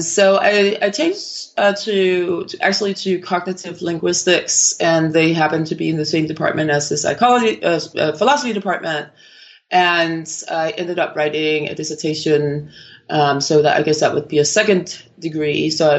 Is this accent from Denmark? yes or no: yes; Copenhagen, Capital Region of Denmark, Denmark; I'm originally from Copenhagen in Denmark, and I actually completed a degree in neuroscience in Denmark.